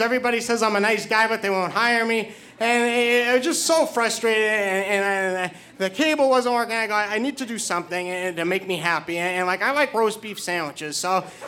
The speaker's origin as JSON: {"language": "English", "region": "New Hampshire", "country": "United States", "also_born_or_lived": "Hoboken, New Jersey / New York", "moved": "yes", "said": "I am originally from New Hampshire"}